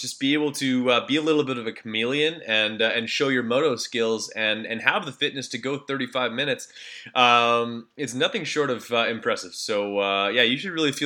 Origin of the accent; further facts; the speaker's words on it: Canada; I'm Canadian